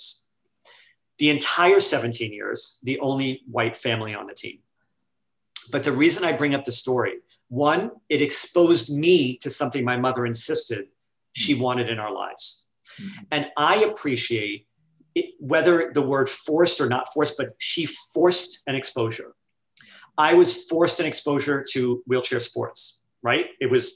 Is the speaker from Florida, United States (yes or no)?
no; New York City, New York, United States; We grew up in New York City, you know, a very diverse city